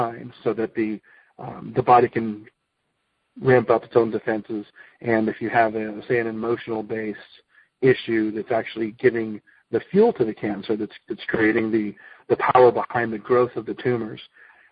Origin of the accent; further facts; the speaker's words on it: United States; I am an American-born guy